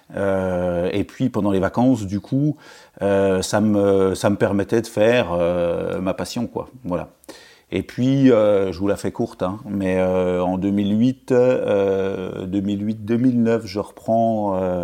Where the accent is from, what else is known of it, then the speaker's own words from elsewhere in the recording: Pontarlier, Bourgogne-Franche-Comté, France; also born or lived in Arbois; j'étais originaire de Pontarlier, c'est une, c'est une, c'est en Franche-Comté